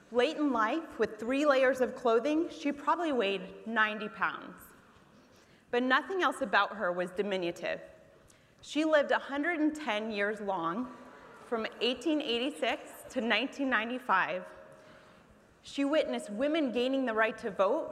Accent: Muncie, Indiana, United States; my hometown of Muncie, Indiana

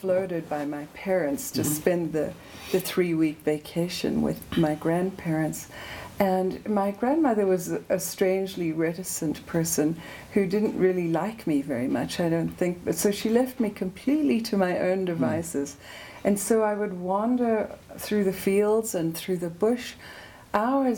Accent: South Africa; moved away as an adult; also born or lived in Johannesburg; now in United States; I grew up under apartheid in South Africa

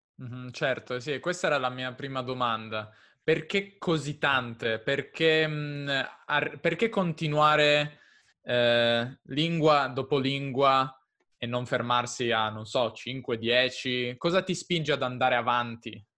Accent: near Turin, Piedmont, Italy; Piemonte, io sono del Piemonte.

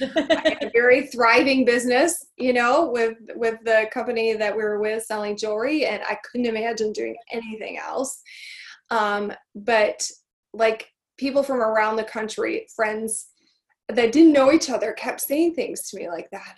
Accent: Michigan, United States; born or raised there

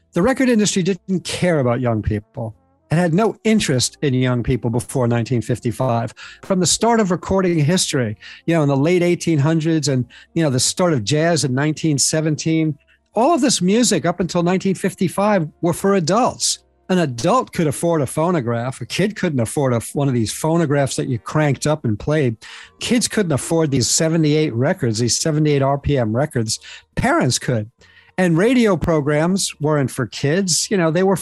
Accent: New York, United States; when I was a kid growing up in New York, I grew up in the 60s

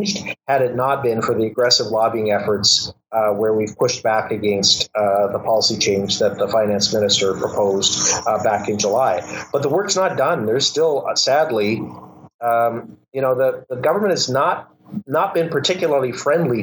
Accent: Winnipeg, Manitoba, Canada; Winnipeg, my hometown

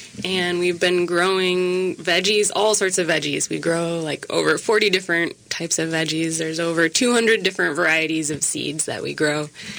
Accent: Minneapolis–Saint Paul, Minnesota, United States; moved away as an adult; now in Wabasha, United States; I grew up in the Twin Cities, so it feels like coming home every week.

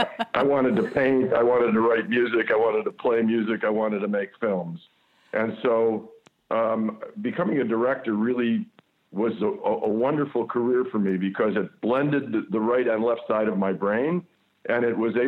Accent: Buffalo, New York, United States; moved away as an adult; now in Toronto, Canada; I grew up in Buffalo, New York, which is really, really a working-class town. It's a blue-collar town.

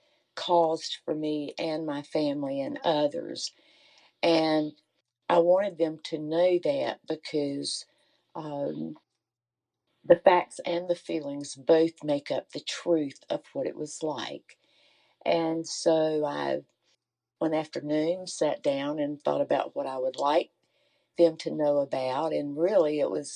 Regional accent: North Carolina, United States; my childhood was like as an American Indian in the days of Jim Crow in North Carolina

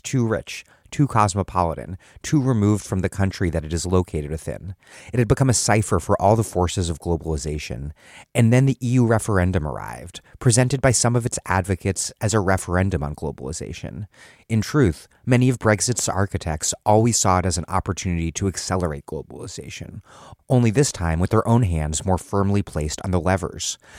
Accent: Washington, District of Columbia, United States; now in Providence, United States; I was growing up in Washington, D C in the nineteen nineties

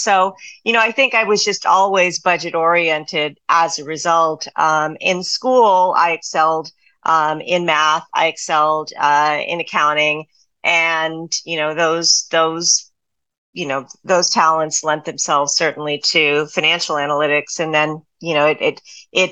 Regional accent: South Texas, United States; moved away as an adult; I was coming from South Texas

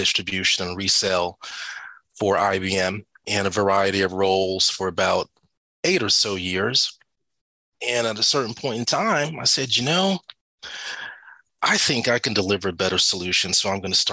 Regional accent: Atlanta, Georgia, United States; I'm from Atlanta, born and raised, moved away, came back

